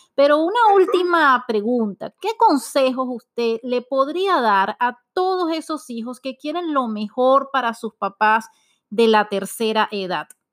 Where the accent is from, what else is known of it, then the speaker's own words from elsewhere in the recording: Venezuela; Como buena venezolana